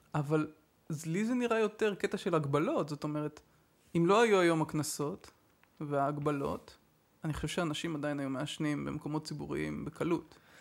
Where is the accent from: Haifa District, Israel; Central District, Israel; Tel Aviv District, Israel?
Haifa District, Israel; Haifa; אני חיפאי